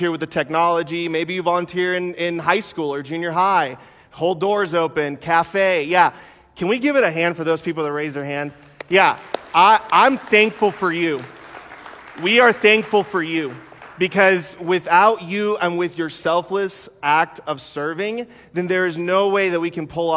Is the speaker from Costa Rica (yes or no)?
yes; Costa Rica; now in United States; I wasn't actually born in the United States. I was born in Costa Rica.